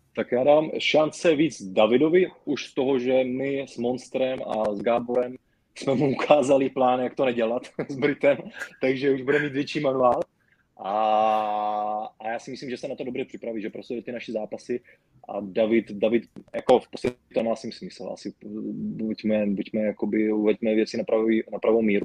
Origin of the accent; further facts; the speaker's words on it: Brno, South Moravian Region, Czechia; u nás v Brně